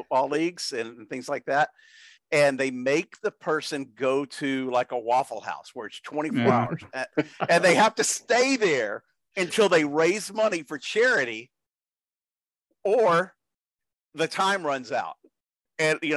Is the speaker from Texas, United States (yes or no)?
yes; Lumberton, Texas, United States; my hometown